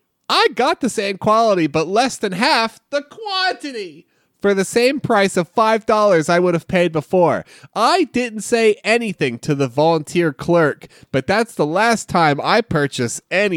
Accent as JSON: {"language": "English", "region": "California", "country": "United States", "said": "I'm from SoCal, and the only fairs I've been to are Orange County Fair and LA County Fair."}